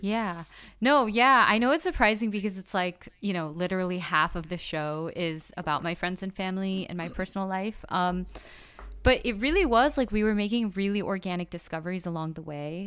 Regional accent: Los Angeles, California, United States; growing up in Koreatown, like, I would get called Chinita all the time

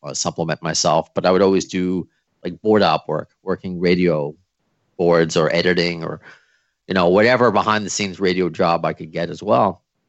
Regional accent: New York, United States; moved away as an adult; also born or lived in Long Island, New York / Cape Cod, Massachusetts; Okay. So I'm from New York. I don't know if you could tell by my accent or at least my jersey.

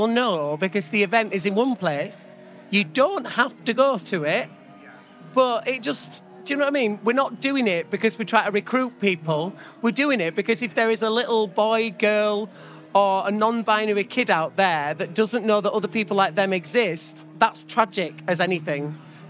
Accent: Keighley, Yorkshire and the Humber, United Kingdom; Keighley Pride next week, which they're a wonderful committee. They've got so much heart. To see that in my hometown, they're raising an LGBTQ plus flag outside the town hall, it made me so emotional, because it wasn't the easiest thing growing up in that place.

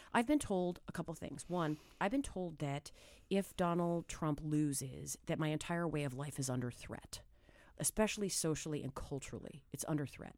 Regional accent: New Hampshire, United States; moved away; I'm a kid from New Hampshire

